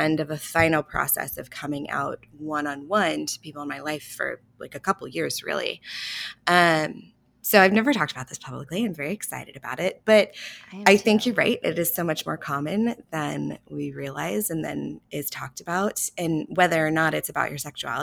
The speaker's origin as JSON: {"language": "English", "town": "Houston", "region": "Texas", "country": "United States", "tie": "born or raised there", "said": "I grew up in Texas, in Houston, in the Bible Belt"}